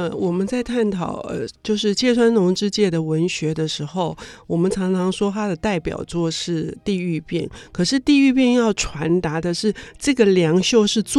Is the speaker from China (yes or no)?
no; Taiwan; 就是我们台湾人办丧事的时候